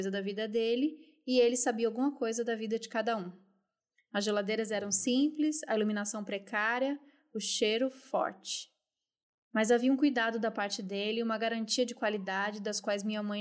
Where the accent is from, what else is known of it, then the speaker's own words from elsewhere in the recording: São Paulo, Brazil; Nelson era o açougueiro do bairro onde eu cresci, no ABC Paulista.